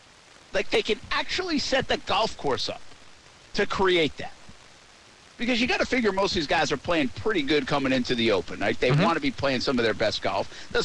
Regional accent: Philadelphia, Pennsylvania, United States; We're from Philly.

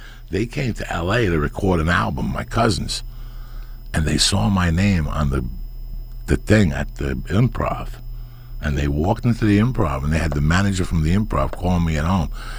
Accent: Cuba; born there; yeah, I was born in Cuba.

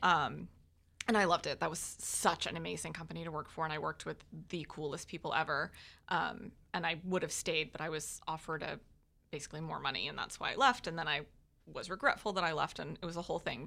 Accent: Jacksonville, Florida, United States; also born or lived in North Georgia / Dallas, Texas; I was born in North Georgia, but I've lived in Jacksonville since I was like two

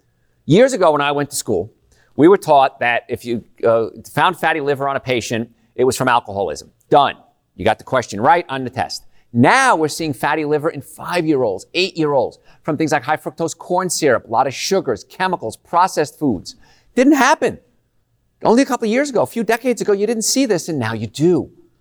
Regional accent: Louisiana, United States; But we grew up in Cancer Alley because the cancer rates are just outrageously high.

